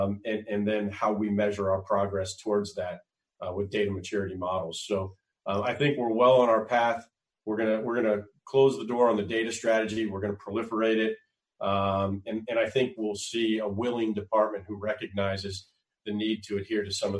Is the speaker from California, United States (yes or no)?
no; Conway, Arkansas, United States; I grew up all over the United States, but I call my formative years in Conway, Arkansas.